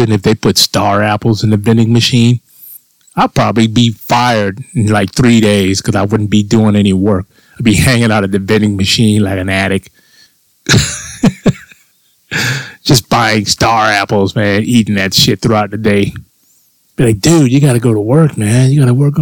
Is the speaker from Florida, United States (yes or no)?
yes; Florida, United States; when I was a child growing up in Florida.